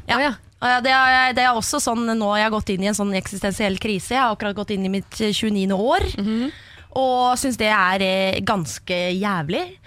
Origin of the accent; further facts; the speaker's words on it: Horten side, Vestfold, Norway; Jeg er fra Vestfold.